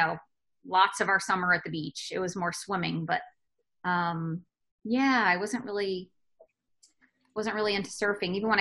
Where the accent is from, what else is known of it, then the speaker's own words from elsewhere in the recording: New Jersey, United States; moved away as an adult; I grew up in New Jersey